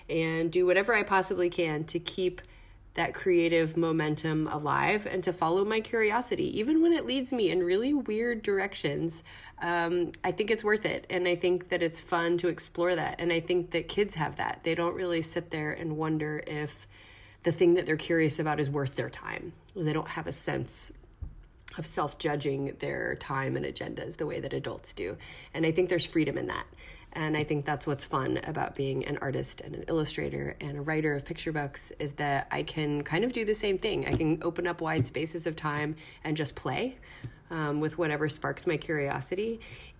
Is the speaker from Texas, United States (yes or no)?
yes; Texas, United States; also born or lived in Bronx, New York; now in New York, United States; I live in the Bronx, but I'm originally from Texas